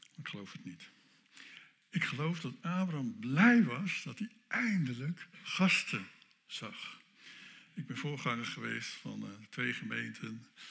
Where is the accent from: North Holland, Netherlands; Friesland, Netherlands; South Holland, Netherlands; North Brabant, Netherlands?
North Holland, Netherlands; Dan kom ik uit Noord-Holland